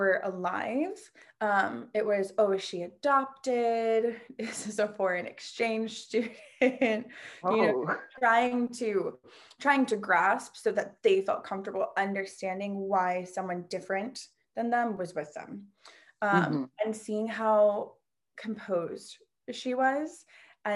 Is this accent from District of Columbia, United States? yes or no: yes; Washington, District of Columbia, United States; also born or lived in Queens, New York; I was raised in DC, like outside of DC